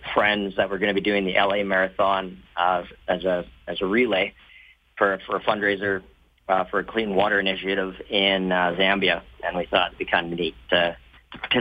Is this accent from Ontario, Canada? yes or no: no; Nanton, Alberta, Canada; I grew up down in Nanton